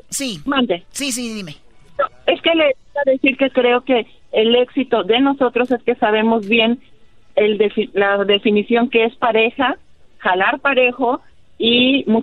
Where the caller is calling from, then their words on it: San Antonio, Texas, United States; De San Antonio.